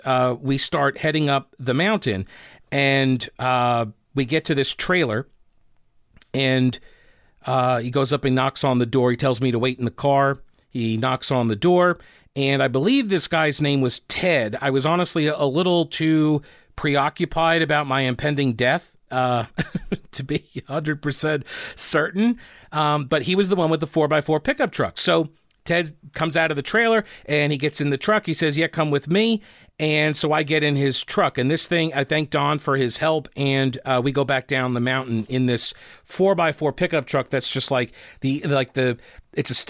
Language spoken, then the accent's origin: English; Rock Hill, South Carolina, United States; accent: Southern; I applied maybe a bit of an over-accentuated Southern accent when I told him from Rock Hill, South Carolina.